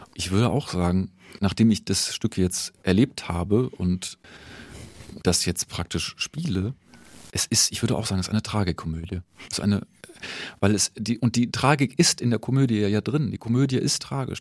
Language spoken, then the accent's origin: German; Düsseldorf, North Rhine-Westphalia, Germany; moved away as an adult; also born or lived in Hannover / Mannheim; now in Nuremberg, Germany; in Düsseldorf bin ich geboren und in Hannover studiert.